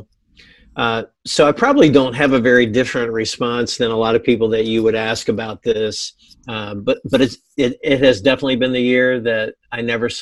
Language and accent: English; Virginia, United States; moved away as an adult; also born or lived in North Carolina / Columbus, Ohio; now in Springfield, Illinois, United States; I grew up in Virginia